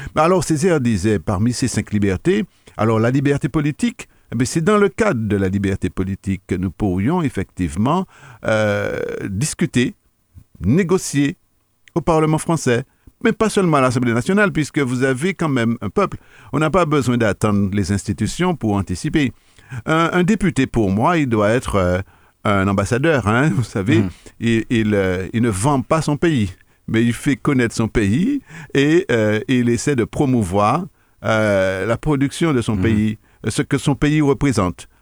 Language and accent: French; Martinique; Je suis un Martiniquais